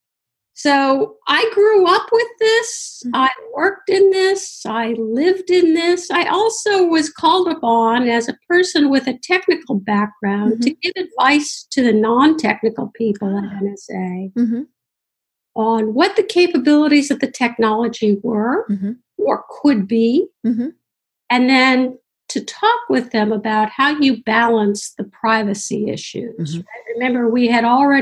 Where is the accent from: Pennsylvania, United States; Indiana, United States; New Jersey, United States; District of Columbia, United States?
District of Columbia, United States; Washington; I grew up in Washington, D.C.